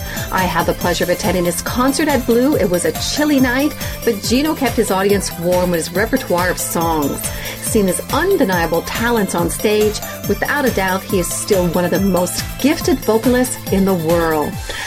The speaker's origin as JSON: {"language": "English", "town": "Montreal", "region": "Quebec", "country": "Canada", "said": "We're both from Montreal and we both speak French."}